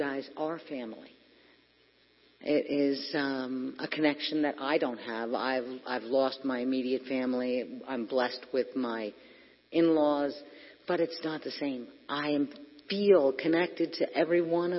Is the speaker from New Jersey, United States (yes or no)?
yes; Hackettstown, New Jersey, United States; I grew up in Hackettstown